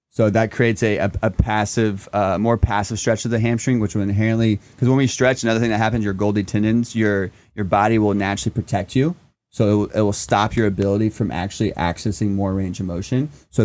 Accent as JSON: {"language": "English", "region": "Indiana", "country": "United States", "tie": "born or raised there"}